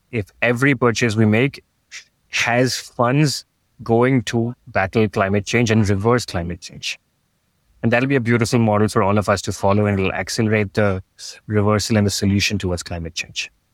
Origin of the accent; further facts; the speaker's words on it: Mumbai, Maharashtra, India; moved away as an adult; also born or lived in New York / Sydney / San Francisco; I grew up in Bombay, which is as urban as it can get